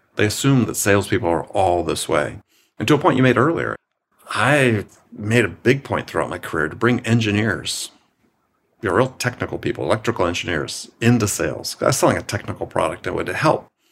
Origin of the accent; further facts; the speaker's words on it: Wisconsin, United States; I'm from Wisconsin